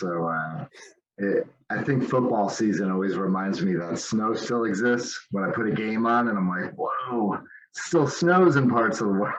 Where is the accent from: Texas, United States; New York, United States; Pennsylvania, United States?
Pennsylvania, United States; the Poconos; moved away as an adult; now in Phoenix, United States; I grew up in the Poconos and then moved out west about 15 years ago.